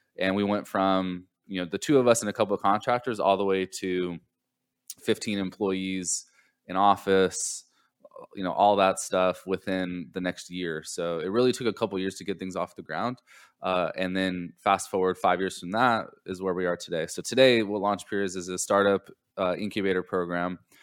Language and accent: English; Southern California, United States; now in Charleston, United States; I grew up in Southern California